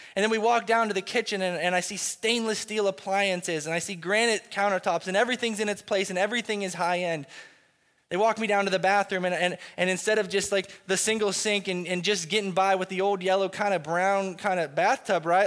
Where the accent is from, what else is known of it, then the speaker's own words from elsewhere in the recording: United States; as American Christians